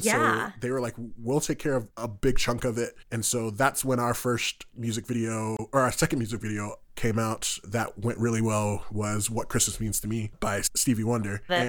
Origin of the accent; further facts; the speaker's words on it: New York, United States; now in Utah, United States; I'm originally from New York, and so I hail from the East Coast. So I've been out in Utah now about 7 years.